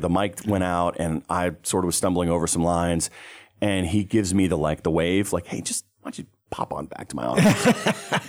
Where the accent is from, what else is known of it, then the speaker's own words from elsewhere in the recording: Pinehurst, North Carolina, United States; Pinehurst, North Carolina, which is my hometown